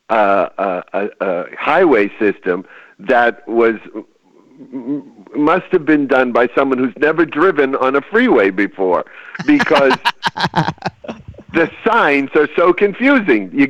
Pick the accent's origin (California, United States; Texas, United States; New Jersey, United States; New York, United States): California, United States; I'm from California. Who the hell built this road?